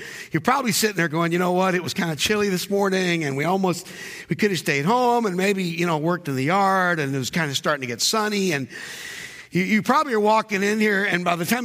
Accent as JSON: {"language": "English", "region": "North Carolina", "country": "United States", "tie": "born or raised there", "said": "I grew up in North Carolina"}